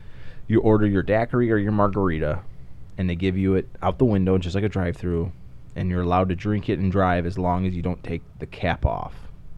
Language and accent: English; Chicago, Illinois, United States; I'm from Chicago